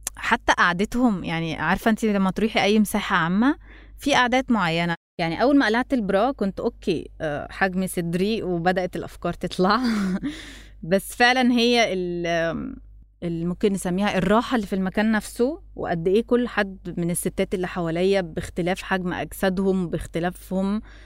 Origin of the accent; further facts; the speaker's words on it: Egypt; انا مصريه